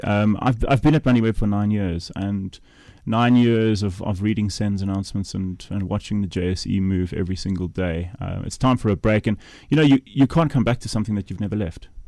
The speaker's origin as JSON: {"language": "English", "town": "Kimberley", "region": "Northern Cape", "country": "South Africa", "tie": "born or raised there", "said": "Kimberley, my hometown"}